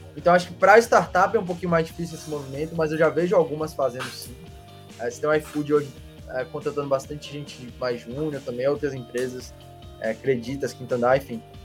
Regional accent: Salvador, Bahia, Brazil; also born or lived in Belém, Pará; eu nasci em Belém, com um ano de idade, vim para Salvador

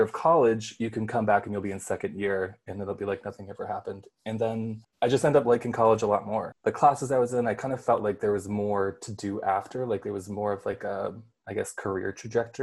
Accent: Red Lake, Ontario, Canada; also born or lived in Manitoba; now in Toronto, Canada; I'm Ojibwe from Kizikwenan Reserve out in Manitoba. But I was born and raised in Red Lake and then escaped and went to Toronto

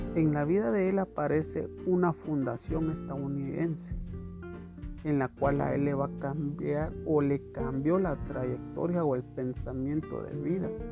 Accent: Guatemala; como guatemaltecos

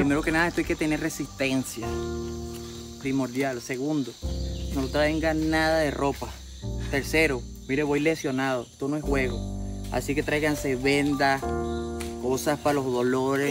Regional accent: Venezuela; moved away as an adult; Nosotros queremos estar en nuestro país como siempre, como, como todo venezolano

